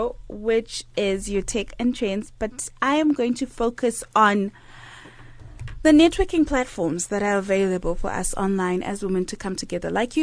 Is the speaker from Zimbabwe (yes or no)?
yes; Zimbabwe; moved away; my home country, Zimbabwe